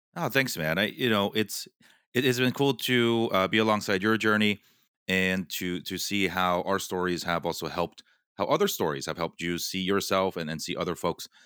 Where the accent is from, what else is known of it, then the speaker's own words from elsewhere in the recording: West Coast, United States; I grew up on the West Coast